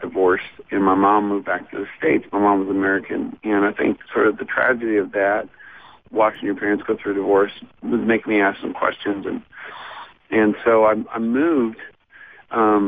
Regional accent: Newfoundland and Labrador, Canada; moved away as an adult; also born or lived in Arizona; I was born in Newfoundland, Canada, and I lived there for 20 years. And in 1995, I moved to Arizona.

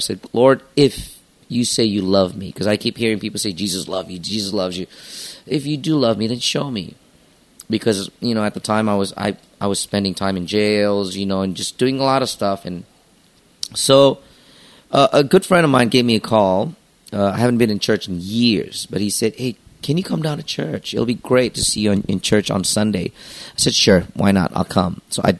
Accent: Los Angeles, California, United States; also born or lived in Jakarta, Indonesia; Well, I was born in Jakarta, but by the time I was 8 or 9 years old, my parents were divorced. So after that, the decision was my mom wanted to take us to move out of the country. So we decided to move to Los Angeles.

